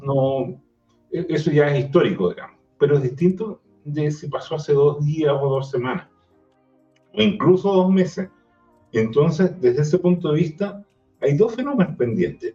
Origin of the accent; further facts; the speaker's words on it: Los Ríos and Los Lagos regions, southern Chile, Chile; now in Santiago, Chile; la región de los ríos y de los lagos, donde yo nací